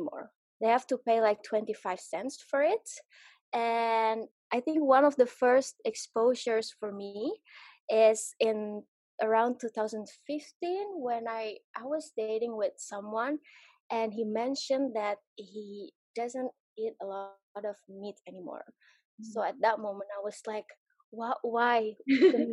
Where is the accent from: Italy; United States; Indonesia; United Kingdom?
Indonesia; Jakarta; moved away as an adult; I grew up also in Jakarta